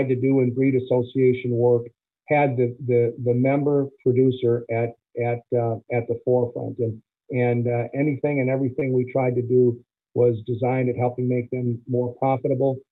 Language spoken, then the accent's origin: English; Fort Atkinson, Wisconsin, United States; the National Dairy Shrine Hall of Fame is in Fort Atkinson. That happens to be my hometown